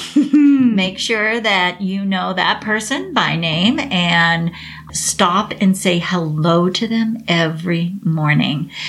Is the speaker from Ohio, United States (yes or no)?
yes; Cincinnati, Ohio, United States; also born or lived in Dallas, Texas; I'm actually from Cincinnati. And I went back to Cincinnati